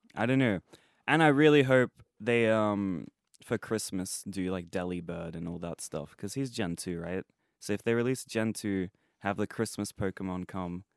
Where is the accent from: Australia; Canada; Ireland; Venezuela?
Australia; born or raised there